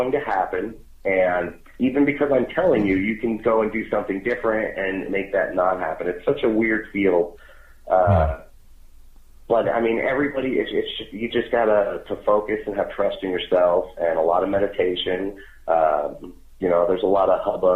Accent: Long Island, New York, United States; moved away; also born or lived in Las Vegas; I was born in Long Island too.

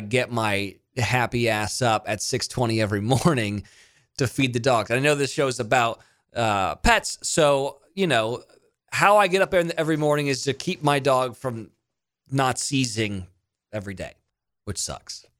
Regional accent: Monterey, California, United States; moved away as an adult; also born or lived in Mississippi; I grew up in Monterey, California, and then I went to school in Mississippi

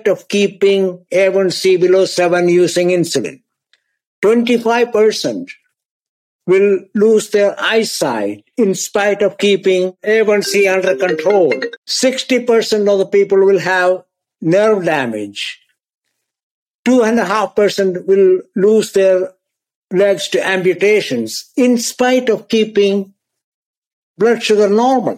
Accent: India; moved away as an adult; also born or lived in Scotland / Texas; now in United States; I was born in India. I did my medical training in India.

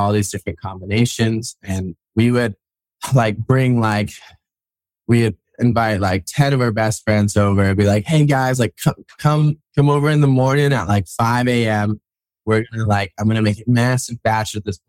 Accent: Kauai, Hawaii, United States; moved away as an adult; also born or lived in New York City, United States; now in North Shore, Oahu, United States; I was raised on Kauai.

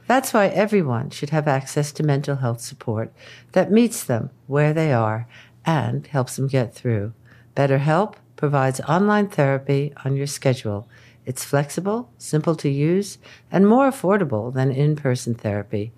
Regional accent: United States; growing up in the United States

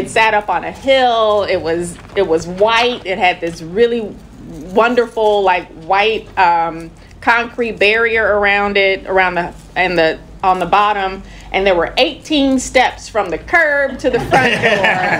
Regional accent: St. Louis, Missouri, United States; I had wonderful memories of growing up in Walnut Park. I used to walk up and down West Florissant all the time to go to school at Herzog.

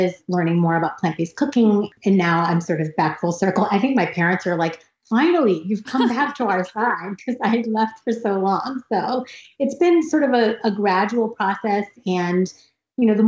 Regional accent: United States; I grew up in America

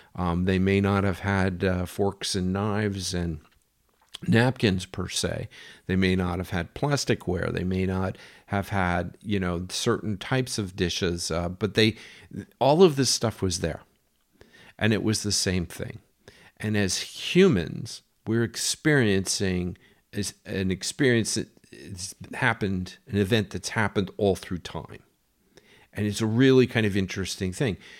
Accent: United States; being an American

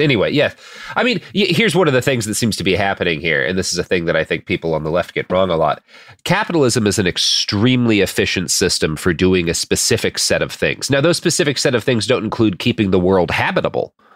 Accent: Portland, Oregon, United States; Nike located in my hometown of Portland

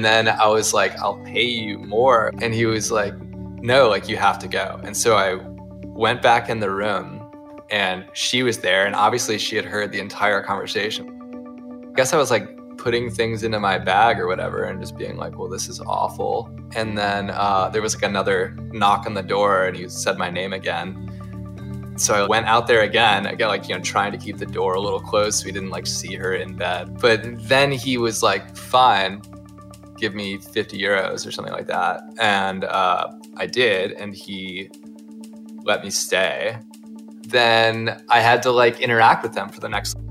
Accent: Ohio, United States; I'm from Ohio

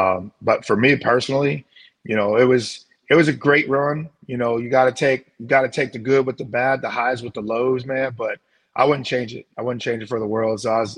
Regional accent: St. Louis, Missouri, United States; You know, having been grown up, born and raised in St. Louis, understanding what Cardinal fans are

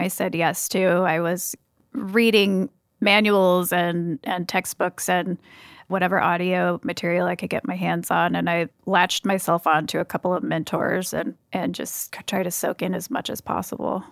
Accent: Cambria, California, United States; moved away as an adult; also born or lived in Los Osos, California; now in Seattle, United States; I grew up in a even smaller town called Cambria

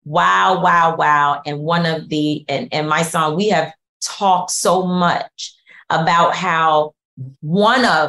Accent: New York City, New York, United States; also born or lived in North Bronx; I'm from Harlem, but I've been in the North Bronx for a long time

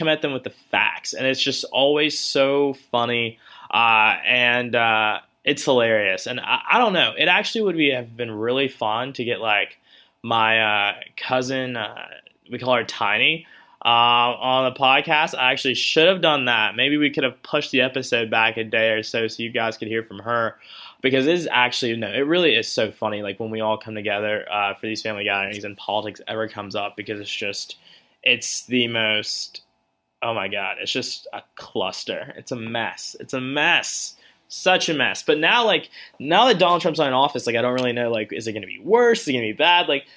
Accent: the South, United States; I'm from the South

